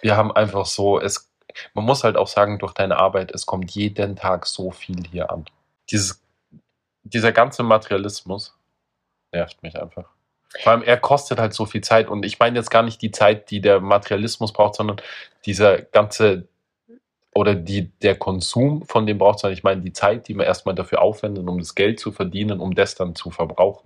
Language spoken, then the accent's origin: German; Austria; Ich war halt als Österreicher auf einer deutschen Schule.